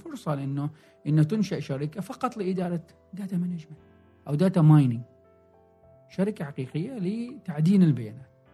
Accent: Oman; also born or lived in Salalah, Oman / Muscat, Oman / Sohar, Oman; عندنا في عمان

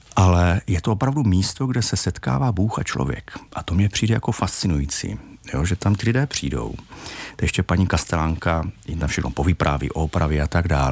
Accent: Czechia; jako Češi

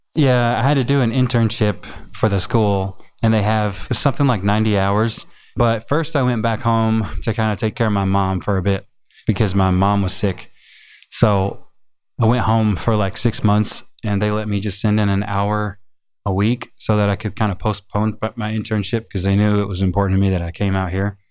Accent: Chicago, Illinois, United States; also born or lived in Lone Mountain, Claiborne County, Tennessee; now in Los Angeles, United States; when I was nine or ten or so, I moved to Chicago

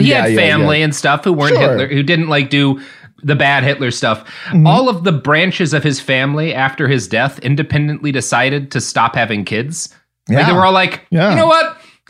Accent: Oklahoma, United States; also born or lived in St. Louis; I was born in St. Louis and have, like, vague memories of my time there before we moved to Oklahoma.

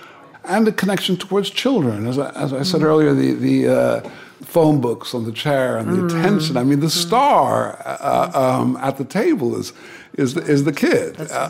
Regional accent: Rome, Lazio, Italy; born there; I was born in Rome. My father was making a film called The Bible.

